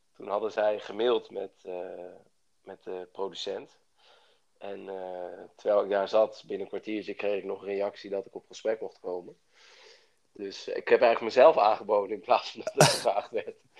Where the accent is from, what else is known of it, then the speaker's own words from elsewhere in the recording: Bilthoven, Utrecht, Netherlands; moved away as an adult; now in Amsterdam, Netherlands; ik kom uit Beeldhoven